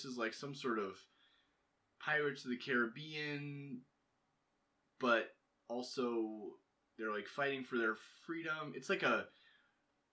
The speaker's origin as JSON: {"language": "English", "country": "United States", "said": "as an American"}